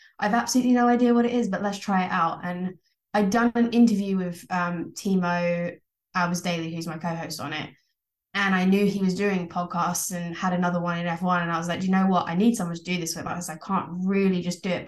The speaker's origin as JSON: {"language": "English", "area": "Essex", "region": "East of England", "country": "United Kingdom", "tie": "born or raised there", "said": "I grew up in Essex."}